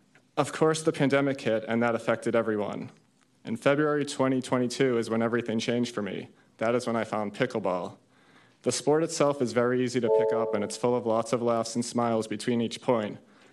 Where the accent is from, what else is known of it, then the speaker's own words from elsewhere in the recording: Massachusetts, United States; I grew up outside of Boston, and I had a pretty typical childhood.